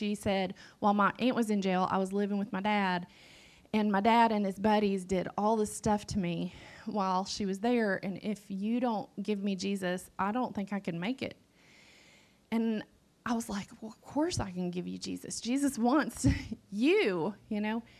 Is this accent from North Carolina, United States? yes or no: yes; Western North Carolina, United States; I grew up in Appalachia. I grew up in Western North Carolina, one county over from where I serve right now